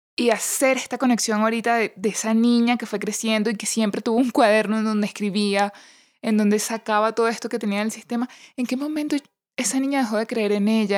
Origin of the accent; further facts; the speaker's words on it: Venezuela; moved away; also born or lived in Panama; cuando visitaba la colonia Tobar en mi país